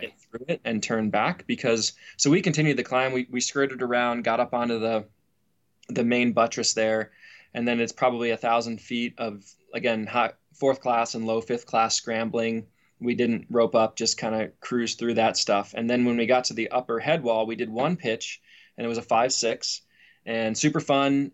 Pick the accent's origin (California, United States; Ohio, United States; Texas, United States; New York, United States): Ohio, United States; North Canton; moved away as an adult; also born or lived in Colorado; I was born and raised in Ohio, North Canton, Ohio, the home of the Football Hall of Fame.